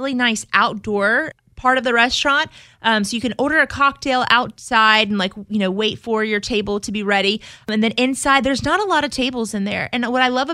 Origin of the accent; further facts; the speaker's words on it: South Louisiana, United States; I'm from South Louisiana